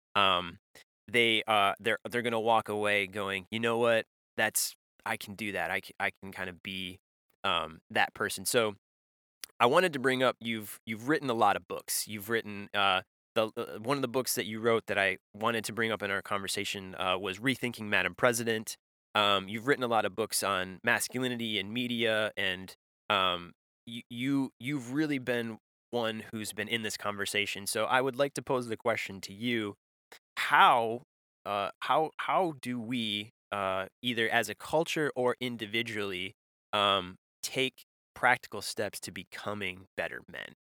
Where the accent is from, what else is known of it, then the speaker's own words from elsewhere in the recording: Michigan, United States; when I grew up in in Michigan